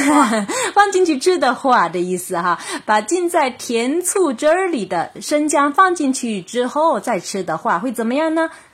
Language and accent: Chinese; China; 我们中国人